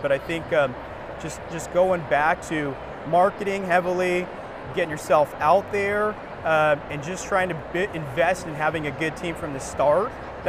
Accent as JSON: {"language": "English", "town": "Phoenix", "region": "Arizona", "country": "United States", "tie": "born or raised there", "said": "I'm from Phoenix, Arizona. Grew up in the East Valley"}